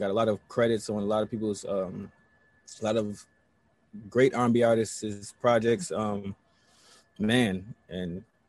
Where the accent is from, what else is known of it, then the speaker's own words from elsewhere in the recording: Buffalo, New York, United States; also born or lived in Los Angeles; Of course, I'm from Buffalo, New York.